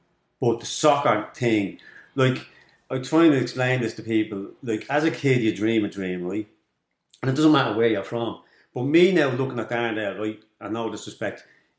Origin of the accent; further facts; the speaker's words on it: Darndale, Leinster, Ireland; I grew up in Darndale in Kulak.